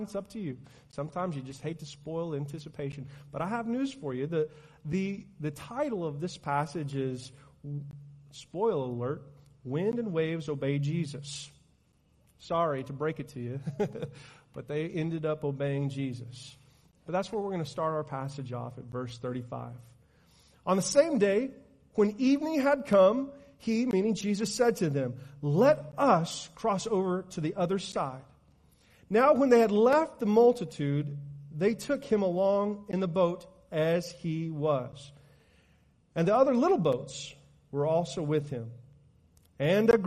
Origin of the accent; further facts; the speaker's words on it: Oklahoma, United States; As a matter of fact, I am